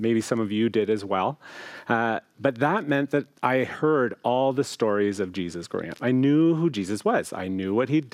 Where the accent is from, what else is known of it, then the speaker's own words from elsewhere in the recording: Chatham, Ontario, Canada; moved away as an adult; also born or lived in Toronto, Canada / Hamilton, Canada / Oakville, Canada; I was called to pastor a beautiful community near my hometown where my parents live in Chatham, Ontario